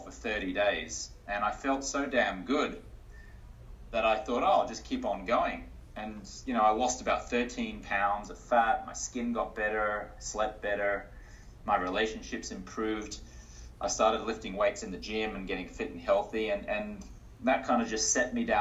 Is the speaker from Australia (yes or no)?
yes; Australia; also born or lived in United States; now in New York City, United States; I'm an Australian-American investor and health expert